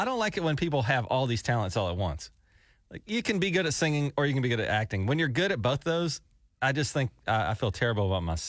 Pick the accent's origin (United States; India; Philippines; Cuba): United States; Fairhope, Alabama; now in Oklahoma, United States; So I lived in a town in Alabama called Fairhope, Alabama, a tiny little town.